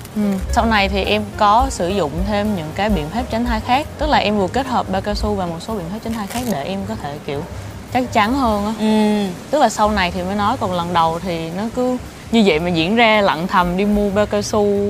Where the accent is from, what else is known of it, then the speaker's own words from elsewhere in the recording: Ninh Hoa, Khanh Hoa, Vietnam; mình lớn lên ở một cái nơi khá là xa ở thị xã Ninh Hòa, tỉnh Khánh Hòa